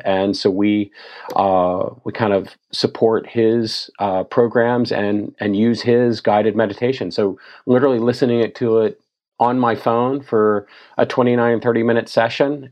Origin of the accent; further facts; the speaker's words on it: Tennessee, United States; I grew up in Tennessee, not on a beach somewhere, but on the Mississippi River